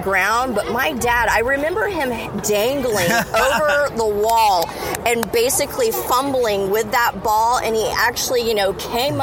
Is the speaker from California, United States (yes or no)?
no; Corpus Christi, Texas, United States; I grew up in Corpus Christi